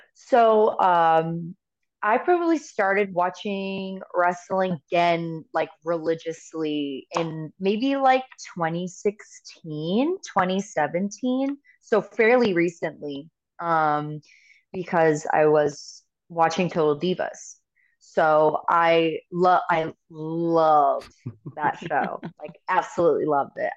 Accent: United States; I am American

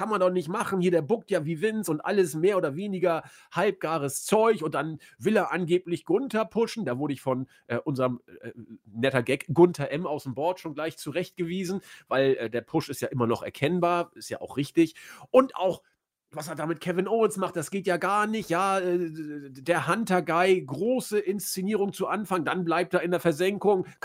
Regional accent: Austria; ich hätte fast gesagt, da muss man sich als Österreicher dran festhalten, aber die Deutschen sind ja bald auch raus aus dem Turnier.

